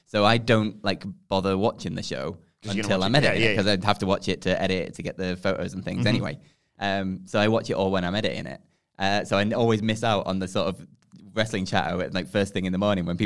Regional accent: Blackpool, North West England, United Kingdom; I am from Blackpool.

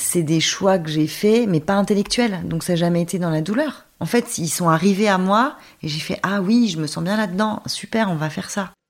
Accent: near Dijon, Bourgogne-Franche-Comté, France; J'ai passé toute mon enfance à ruffet les échirés c'est un petit village à côté de Dijon.

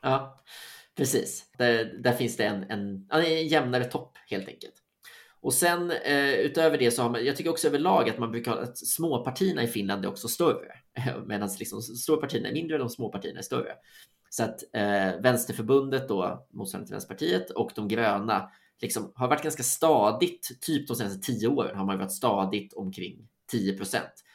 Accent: Sweden; som svensk

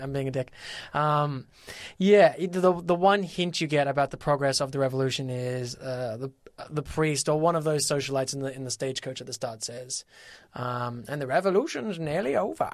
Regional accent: Australia; I am Australian.

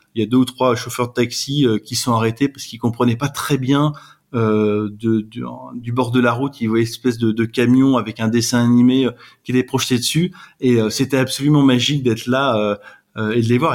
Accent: France; on est, on est des Français

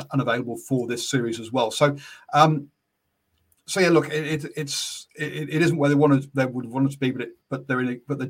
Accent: England, United Kingdom; now in New Zealand; I'm English

